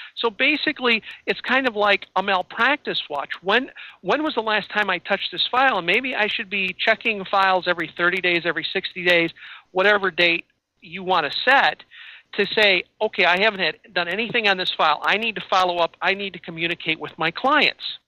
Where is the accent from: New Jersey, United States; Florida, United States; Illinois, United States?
Illinois, United States; now in Wisconsin, United States; I'm in I'm in Wisconsin but I come from Illinois